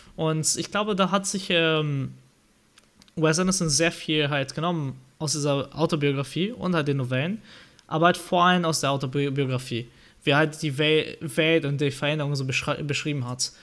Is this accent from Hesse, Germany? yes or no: yes; Marburg, Hesse, Germany; Und ich komme ja aus dem Marburg.